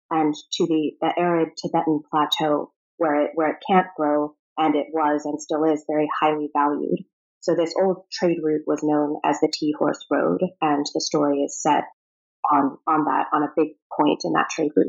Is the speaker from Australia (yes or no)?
no; Prague, Czechia; also born or lived in Rome, Italy / Moscow, Russia / Virginia, United States; So I was born in Rome, and we lived in Moscow for five years after that. So my earliest memories involve a lot of Russian fairy tales, Russian art, picnics in the snow, um, and after that, we moved to Virginia for a bit and then to Prague